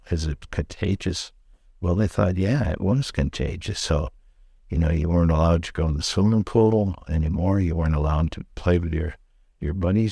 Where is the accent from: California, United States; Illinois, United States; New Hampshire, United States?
Illinois, United States; St. Charles; growing up in Saint Charles, um, my folks bought a lot on Fourth Street in Saint Charles